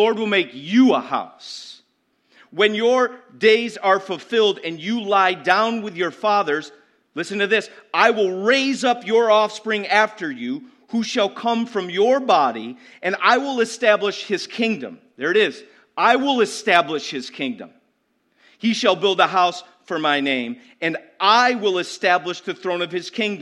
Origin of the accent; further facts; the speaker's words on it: United States; being an American